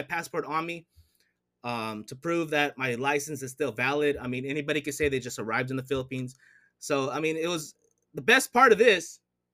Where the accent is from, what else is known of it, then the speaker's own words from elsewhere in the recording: United States; I'm from the States